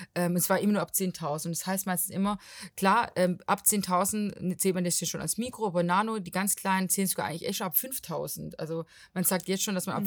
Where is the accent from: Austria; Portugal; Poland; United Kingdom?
Portugal; now in Stuttgart, Germany; Ich bin aus Portugal, aber wohne in Stuttgart